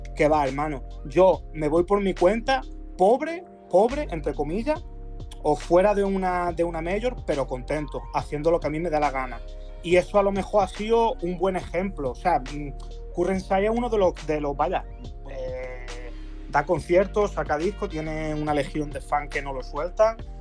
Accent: Málaga, Andalusia, Spain; de donde soy yo, de Málaga

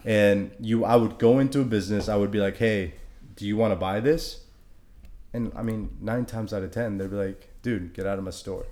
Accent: Honduras; I'm from Honduras

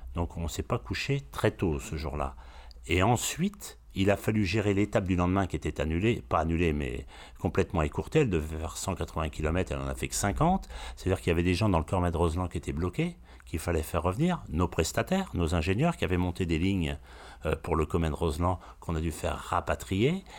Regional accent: Brittany, France; je suis breton

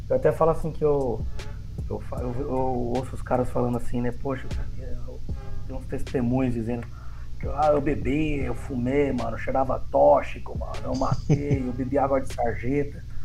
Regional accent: São Caetano do Sul, São Paulo, Brazil; Eu cresci, nós viemos de São Caetano do Sul, eu cresci lá com os meus avós zeladores

